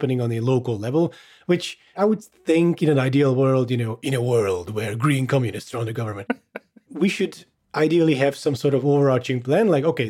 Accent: Hungary; I am Hungarian, if anyone's wondering. I grew up in Hungary.

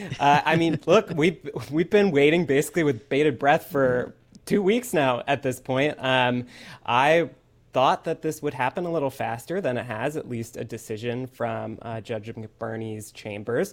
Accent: Detroit, Michigan, United States; born or raised there; now in Atlanta, United States

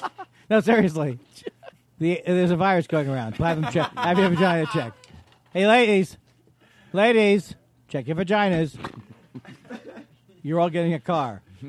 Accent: Queens, New York, United States; I'm from Queens.

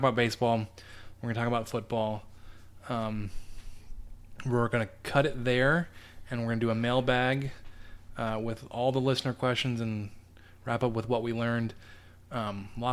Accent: Texas, United States; I'm a Texan

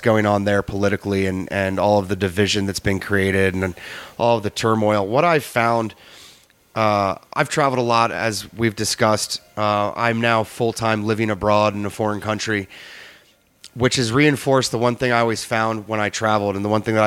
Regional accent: United States; moved away; I'm from the Chesapeake Bay

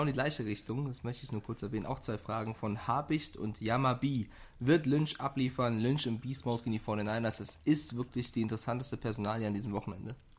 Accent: Frankfurt, Hesse, Germany; ich komme ja aus Frankfurt

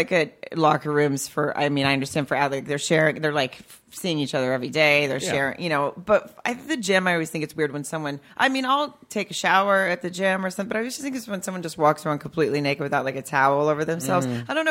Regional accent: Farmington, Arkansas, United States; born or raised there

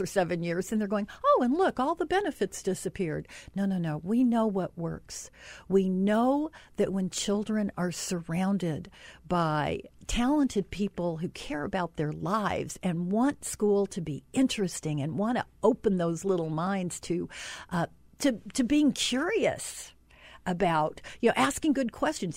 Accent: Utah, United States; I'm from Utah.

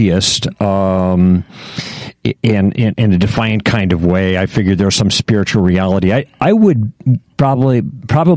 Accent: Chicago, Illinois, United States; moved away as an adult; also born or lived in Michigan / West Coast; I grew up in Chicago

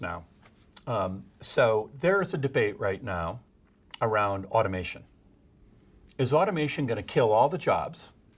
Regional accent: Midwest, Illinois, United States; moved away as an adult; now in California, United States; I'm still a Midwesterner in heart, even though I've been in California for thirty-five years

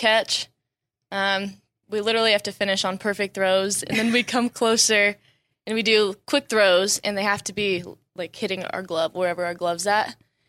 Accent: California, United States; moved away as an adult; now in Oklahoma, United States; growing up in California

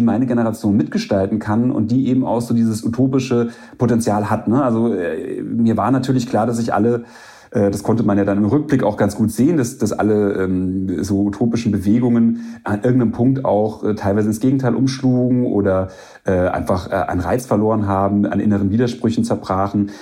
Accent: Bavaria, Germany; in Bayern, wo ich groß geworden bin

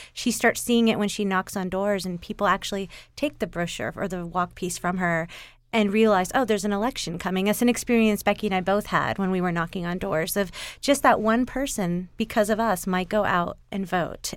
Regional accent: Atlanta, Georgia, United States; We're suburban moms from Atlanta

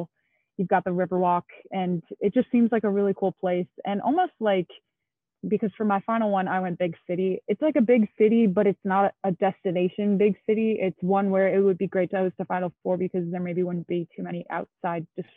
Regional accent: Milwaukee, Wisconsin, United States; what I would consider my hometown

